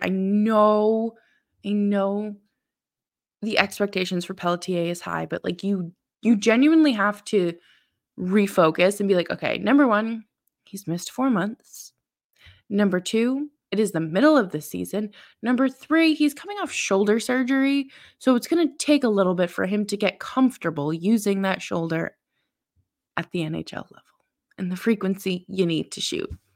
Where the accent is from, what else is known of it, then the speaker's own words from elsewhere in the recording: Boston, Massachusetts, United States; moved away; I'm originally from Boston and, uh, grew up a Bruins fan